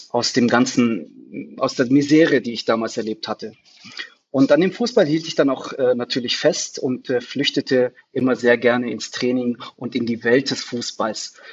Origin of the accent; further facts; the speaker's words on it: Germany; also born or lived in Tunisia; ich bin in Deutschland geboren. Äh, dann äh, äh, in äh, jungen Jahren äh, war ich erstmal kurzzeitig in Tunesien für drei, vier Jahre